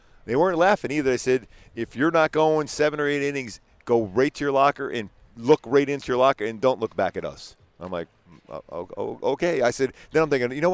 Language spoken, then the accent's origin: English; Philadelphia, Pennsylvania, United States; where I grew up in Philly